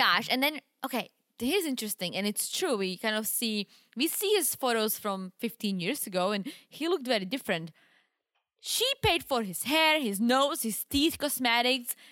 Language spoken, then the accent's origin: English; Wrocław, Lower Silesian Voivodeship, Poland; moved away; You remember the mall in my hometown? It's called